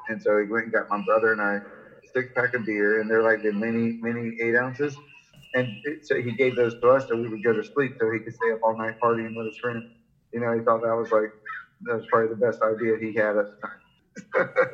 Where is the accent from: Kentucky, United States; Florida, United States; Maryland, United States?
Florida, United States; Jacksonville; I grew up in Florida, uh, Jacksonville, Florida